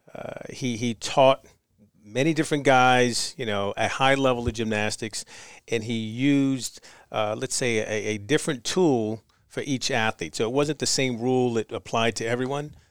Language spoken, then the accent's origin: English; New York City, New York, United States; Born in Harlem.